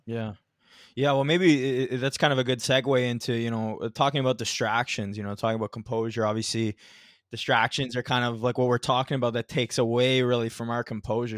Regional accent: Ontario, Canada; I'm from Ontario too

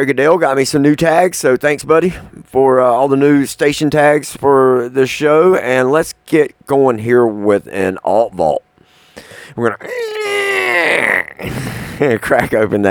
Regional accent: Sanford, North Carolina, United States; also born or lived in Lexington, North Carolina; here to North Carolina, of all places, in Sanford, my hometown where I grew up

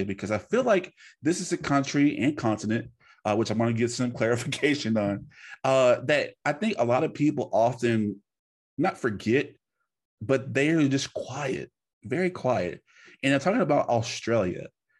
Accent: the South, United States; and I'm an American, and I can say this because I feel like some of us Americans are underneath the rock. Not from Louisiana. I come from the South, and a lot of us are behind the times.

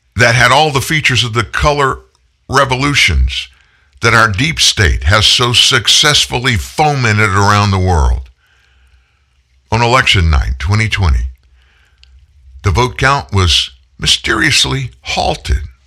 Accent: United States; I'm an American

